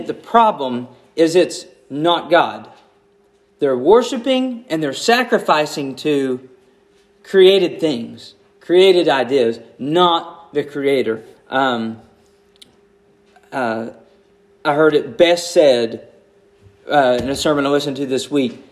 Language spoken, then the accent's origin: English; United States; I'm an American